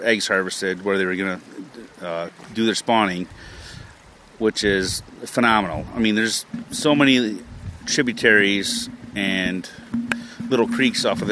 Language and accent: English; Pulaski, New York, United States; I grew up in Pulaski, which is basically the hub of salmon fishing in upstate New York